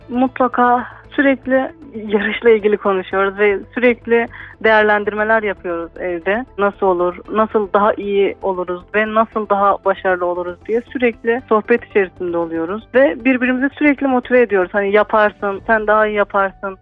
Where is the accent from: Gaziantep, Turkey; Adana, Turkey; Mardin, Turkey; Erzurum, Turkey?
Gaziantep, Turkey; moved away as an adult; also born or lived in Sivas; now in Ankara, Turkey; Gaziantep'in Şehit Kamil Lisesi'nde dünyaya geldim. İlk öğretim hayatımı Gaziantep Kaf Görme engelliler İlk Öğretim Okulu'nda tamamladım ve daha sonra Gaziantep Anadolu Lisesi'nde lise eğitimimi tamamlayarak